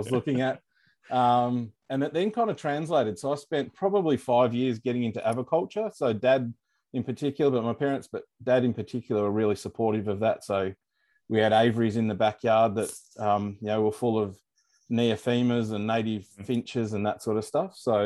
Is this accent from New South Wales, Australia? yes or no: no; Morwell, Victoria, Australia; moved away as an adult; also born or lived in Strzelecki Ranges, Victoria; now in Melbourne, Australia; I grew up in Gippsland